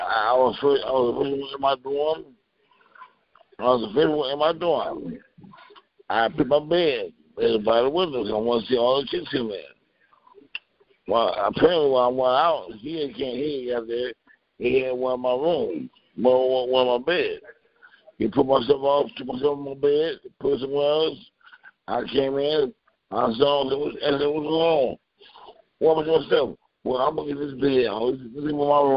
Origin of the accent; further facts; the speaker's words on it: Ann Arbor, Michigan, United States; also born or lived in Grand Rapids, Michigan; my mom moved to Ann Arbor, Michigan